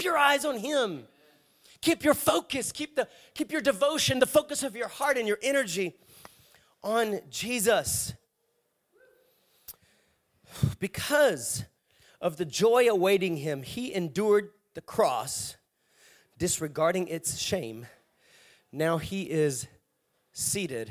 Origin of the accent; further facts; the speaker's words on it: Savannah, Georgia, United States; I'm from the Savannah area